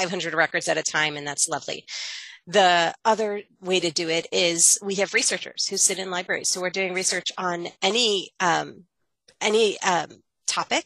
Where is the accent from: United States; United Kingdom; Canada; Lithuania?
United States; Baltimore, Maryland; I grew up in Baltimore